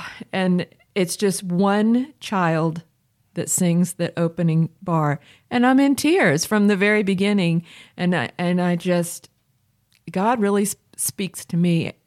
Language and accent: English; Chapel Hill, North Carolina, United States; As a child, um, growing up in Chapel Hill for several years